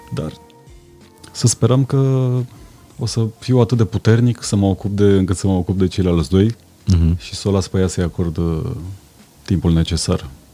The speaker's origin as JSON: {"language": "Romanian", "region": "Transylvania", "country": "Romania", "said": "Sunt și ardelean"}